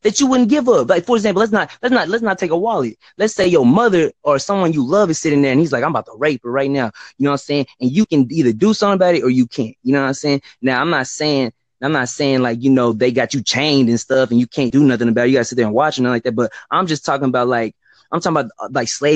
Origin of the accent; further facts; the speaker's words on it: Texas, United States; also born or lived in Dallas; I'm from Texas